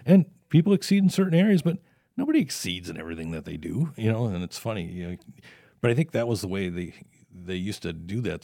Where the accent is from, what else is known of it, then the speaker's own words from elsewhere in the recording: South Saint Paul, Minnesota, United States; had that experience there growing up in South Saint Paul